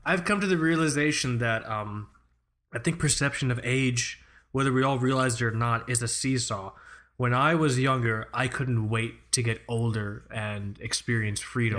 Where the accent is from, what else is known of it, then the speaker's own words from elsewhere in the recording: United States; as an American